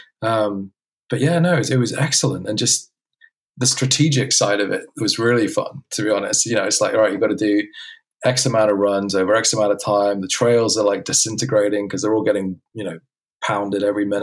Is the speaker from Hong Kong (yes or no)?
yes; Hong Kong; I was brought up in Hong Kong